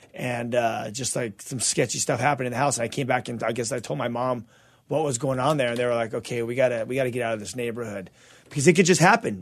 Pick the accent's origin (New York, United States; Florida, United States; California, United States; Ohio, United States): California, United States; Azusa; also born or lived in Covina; I was raised in Azusa, born in Covina and then raised in Azusa for a while